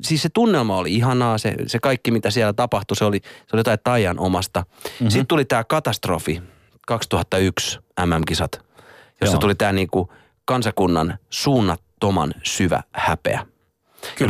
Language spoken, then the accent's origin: Finnish; Hollola, Päijät-Häme, Finland; moved away; mähän oon itse tota Hollalasta